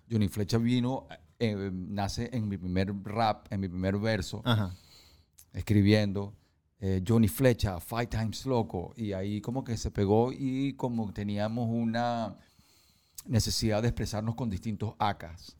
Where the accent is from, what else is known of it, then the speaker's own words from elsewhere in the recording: New York, United States; moved away; also born or lived in San Francisco, United States / Venezuela; cuando yo crecí en Nueva York, em, de niño me montaba en los ascensores